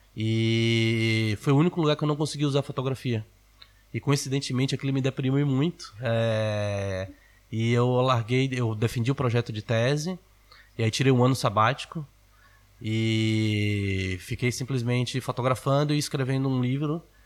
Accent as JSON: {"language": "Portuguese", "town": "Salvador", "region": "Bahia", "country": "Brazil", "tie": "born or raised there", "said": "em Salvador, na Bahia, é, onde eu cresci."}